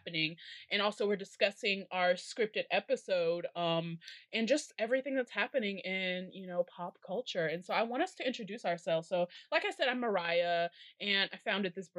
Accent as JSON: {"language": "English", "town": "Chicago", "region": "Illinois", "country": "United States", "said": "I'm from Chicago"}